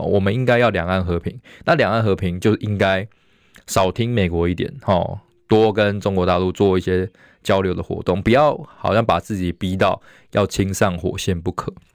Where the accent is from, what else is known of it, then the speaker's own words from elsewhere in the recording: Taiwan; 我们台湾的这个领导阶层，民进党，甚至没有一点身为台湾人的自觉